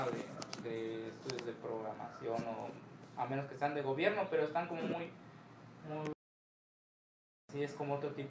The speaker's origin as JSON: {"language": "Spanish", "area": "Costa Grande", "region": "Guerrero", "country": "Mexico", "moved": "as an adult", "lives_now": "Guadalajara, Mexico", "said": "yo de la Costa Grande de Guerrero y vengo a hacer mis, prácticas de estadía aquí como programador."}